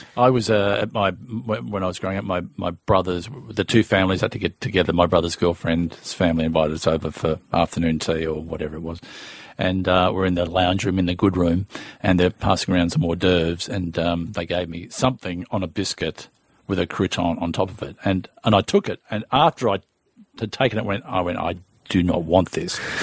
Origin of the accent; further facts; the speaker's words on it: Melbourne, Victoria, Australia; I'm from Strathmore, which is just on the way uh, near Essendon Airport